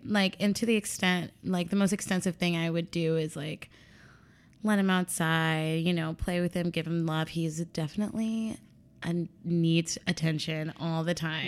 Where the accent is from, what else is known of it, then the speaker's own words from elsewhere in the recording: Chicago, Illinois, United States; also born or lived in Columbia, Missouri; I was born and raised here in Chicago.